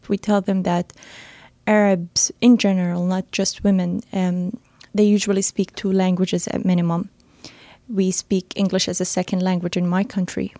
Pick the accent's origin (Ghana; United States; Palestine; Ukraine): Palestine; Gaza City, Gaza Strip; also born or lived in Kuwait / Toronto, Canada; now in Dubai, United Arab Emirates; I grew up in Palestine, Gaza City.